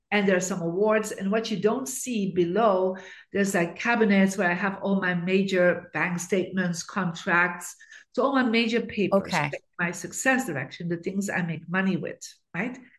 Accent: Bruges, Flanders, Belgium; I actually grew up in Belgium in a beautiful city called Bruges.

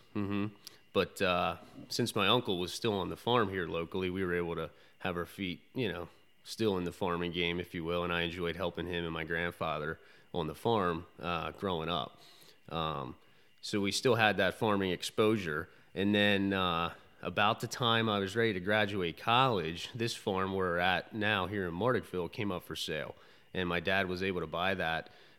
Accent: Conestoga, Pennsylvania, United States; So I grew up in Conestoga. I went to Penn Manor High School and studied agriculture there

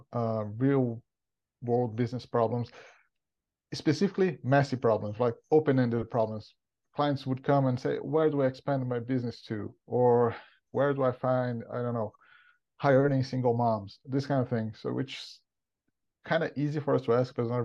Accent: Brazil; moved away as an adult; as you probably listeners can tell from my accent, I'm not from around here. I'm originally from Brazil.

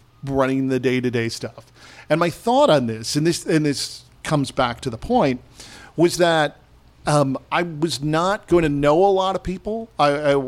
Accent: Fridley, Minnesota, United States; I grew up in Fridley

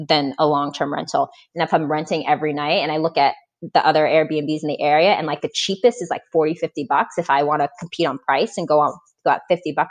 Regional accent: Florida, United States; moved away as an adult; also born or lived in Boston; now in Indianapolis, United States; So I grew up in Florida.

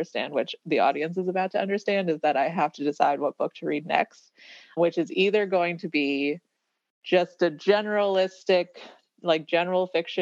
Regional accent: Louisville, Kentucky, United States; moved away as an adult; also born or lived in New Orleans, Louisiana; now in Nashville, United States; I'm originally from Louisville, but I moved to Nashville almost 5 years ago, 4.5 years ago from New Orleans, where I lived for 3 years.

